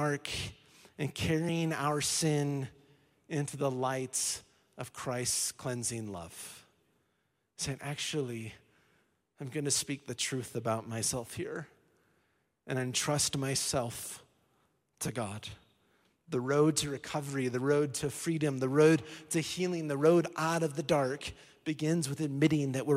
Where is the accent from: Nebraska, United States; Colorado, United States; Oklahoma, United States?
Colorado, United States; I was born in Colorado